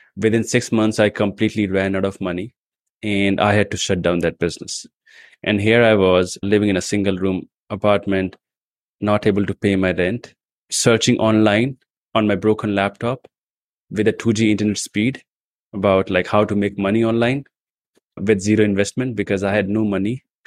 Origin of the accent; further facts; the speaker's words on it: India; also born or lived in New Delhi; I come from India